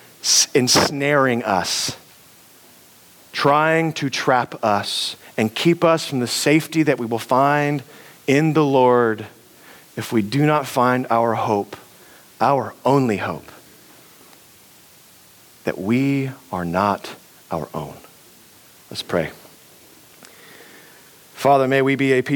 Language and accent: English; United States; we're American